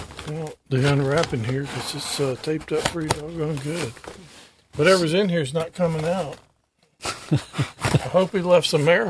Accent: Mississippi, United States; We're from Mississippi

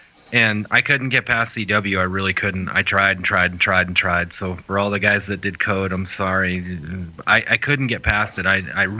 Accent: New Hampshire, United States; moved away; our friend Matt that I grew up with in New Hampshire

